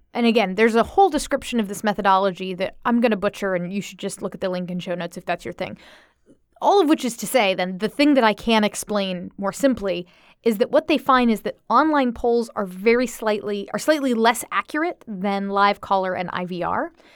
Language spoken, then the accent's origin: English; Florida, United States; I'm from Florida